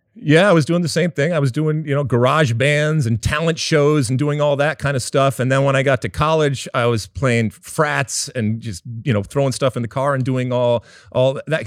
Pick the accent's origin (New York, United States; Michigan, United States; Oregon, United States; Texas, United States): Michigan, United States; suburbs of Detroit; I grew up in the suburbs of Detroit